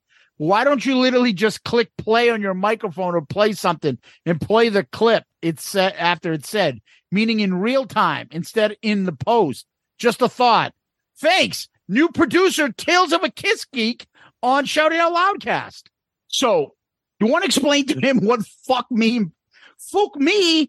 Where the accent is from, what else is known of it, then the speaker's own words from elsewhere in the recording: Dublin, Leinster, Ireland; accent: Dublin; It sounds like you're slagging my Dublin accent.